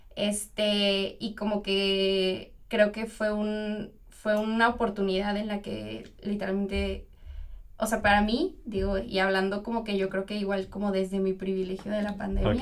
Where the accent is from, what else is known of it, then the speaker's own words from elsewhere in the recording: Toluca, State of Mexico, Mexico; moved away as an adult; now in Monterrey, Mexico; soy de Toluca